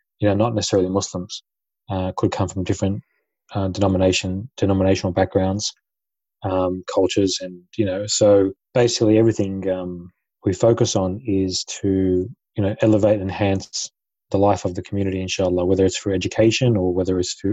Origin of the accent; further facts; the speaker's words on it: Sydney, New South Wales, Australia; moved away as an adult; now in Adelaide, Australia; I'm from Sydney originally. I was born and raised in Sydney and moved to Adelaide only about 6 months ago.